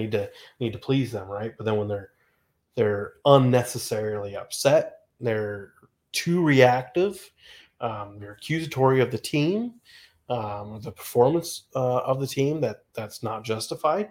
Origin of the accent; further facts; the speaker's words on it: West Coast, United States; I grew up on the West Coast